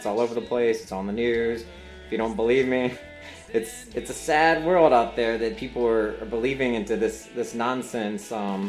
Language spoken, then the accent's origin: English; North Carolina, United States; I was born in North Carolina, grew up in North Carolina, went to college in North Carolina